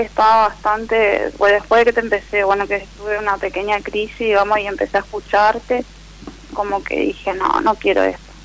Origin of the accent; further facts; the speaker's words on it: Resistencia, Chaco, Argentina; de Resistencia Chaco soy.